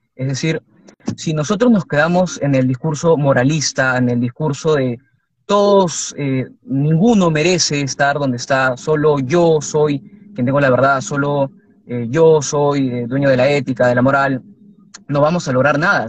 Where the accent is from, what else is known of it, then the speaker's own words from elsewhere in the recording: Lima, Peru; yo, como pueblo librense